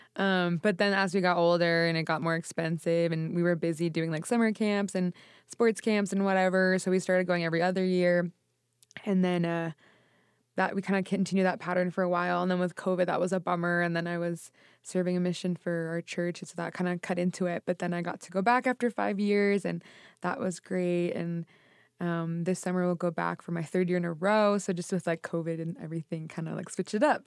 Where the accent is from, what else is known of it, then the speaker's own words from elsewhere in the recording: Boston, Massachusetts, United States; born and raised in Boston, but both of my parents are from Italy